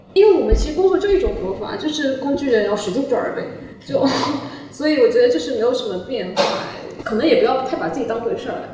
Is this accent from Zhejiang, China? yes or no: yes; Wenzhou, Zhejiang, China; now in Shanghai, China; 因为我是温州人嘛，然后就想做一本我们温州的一个在地杂志